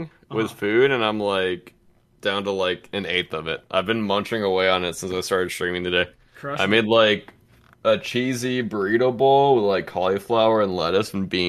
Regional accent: Atlanta, Georgia, United States; it's where I grew up.

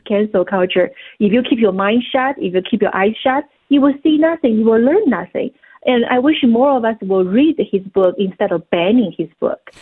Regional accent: China; moved away; growing up in China.

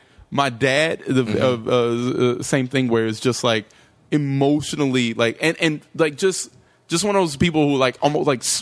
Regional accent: North Carolina, United States; I grew up in North Carolina.

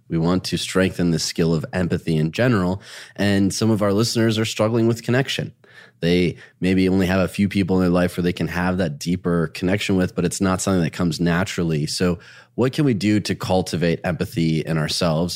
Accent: Dearborn, Michigan, United States; I grew up in Dearborn, Michigan

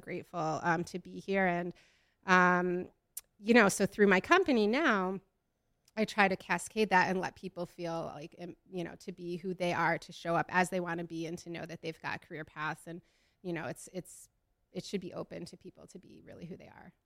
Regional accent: Midwest, United States; I'm from the Midwest

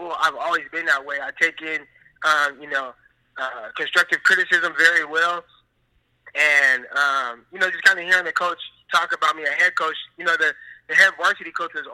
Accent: Stockton, California, United States; growing up in Stockton, like, we have a high crime rate.

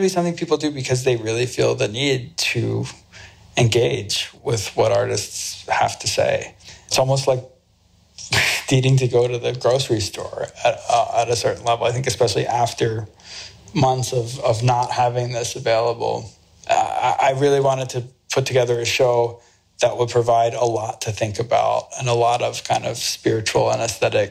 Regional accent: United States; moved away as an adult; now in Beijing, China; I'm an American

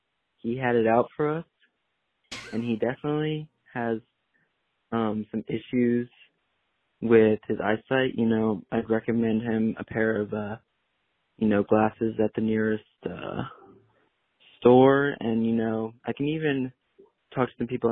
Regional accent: Richmond, Virginia, United States; I'm from Richmond, Virginia

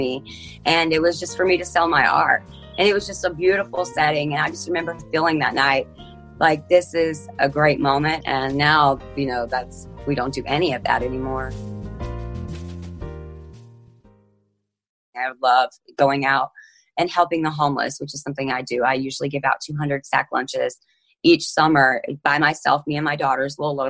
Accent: Elkhart, Indiana, United States; I'm 34 years old, and I'm from Elkhart, Indiana

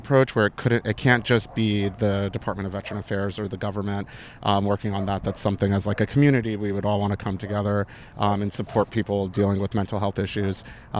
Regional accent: Arizona, United States; also born or lived in New York City, United States; Originally the state of Arizona.

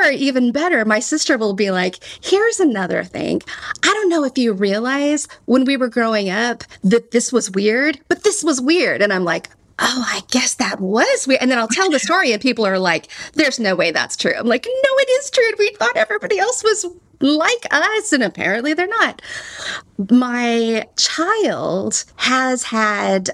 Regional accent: Texas, United States; accent: Texan; my Texan accent

